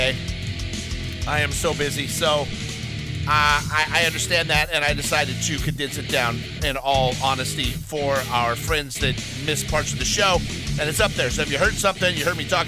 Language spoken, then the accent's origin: English; Los Angeles, California, United States; also born or lived in Alabama; I may have grown up in Los Angeles, California. I may live in California 99.something% of my life. But I was born in Alabama